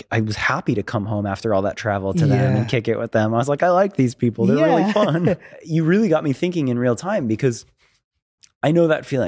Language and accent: English; Florida, United States; now in Los Angeles, United States; I talk about Los Angeles so much because I moved here from Florida.